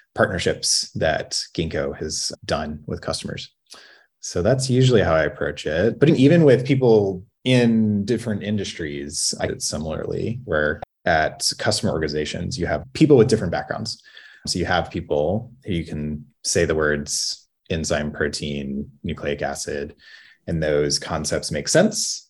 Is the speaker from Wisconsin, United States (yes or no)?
no; Louisiana, United States; I grew up in Louisiana where the curriculum did not include synthetic biology